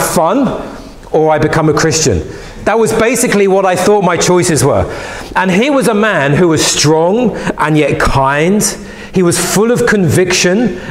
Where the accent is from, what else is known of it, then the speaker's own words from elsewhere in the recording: London, United Kingdom; I was a young boy growing up in West London